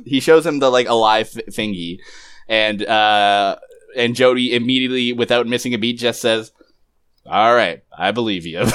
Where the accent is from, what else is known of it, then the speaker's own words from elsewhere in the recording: Canada; I'm Canadian